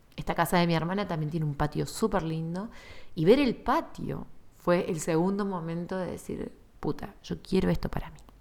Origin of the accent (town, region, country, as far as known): Argentina